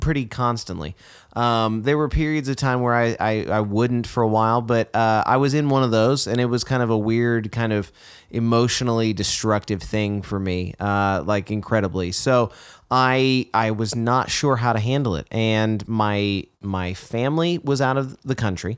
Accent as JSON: {"language": "English", "region": "Texas", "country": "United States", "tie": "born or raised there", "said": "growing up in Texas"}